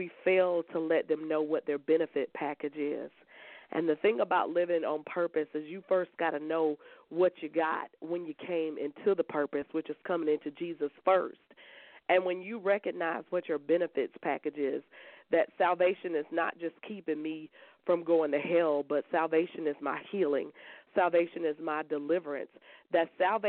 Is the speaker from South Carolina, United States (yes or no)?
yes; Columbia, South Carolina, United States; I'm from Columbia, South Carolina